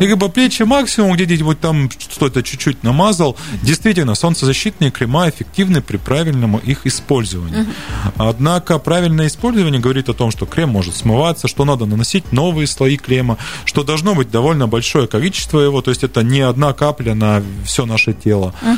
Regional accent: Siberia, Russia; как любой сибиряк

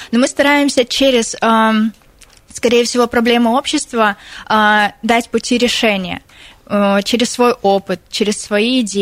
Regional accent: Altai Krai, Russia; Нет, я из Алтайского края.

